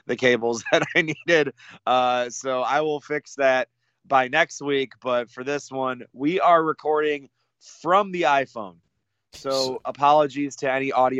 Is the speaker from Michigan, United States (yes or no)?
yes; Michigan, United States; moved away; Spent a little time in some beautiful parts of the mitten-shaped state, my home state